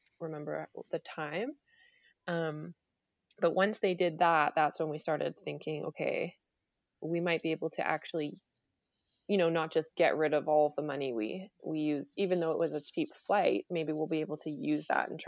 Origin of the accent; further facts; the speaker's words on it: England, United Kingdom; born there; just because I was born in England. So I had been there before.